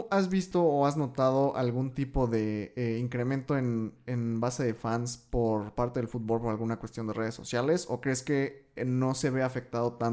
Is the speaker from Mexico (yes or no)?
yes; Puebla, Mexico; nosotros somos de Puebla